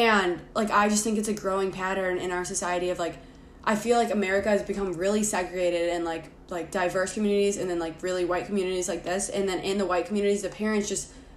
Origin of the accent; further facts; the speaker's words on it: Lake Forest, Illinois, United States; growing up in Lake Forest as like two white girls